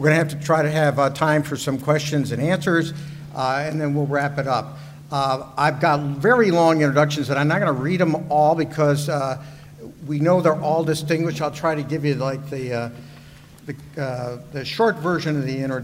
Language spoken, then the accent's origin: English; Syracuse, New York, United States; now in Charlottesville, United States; I'm from Syracuse, by the way, so we're avoiding snow here in Charlottesville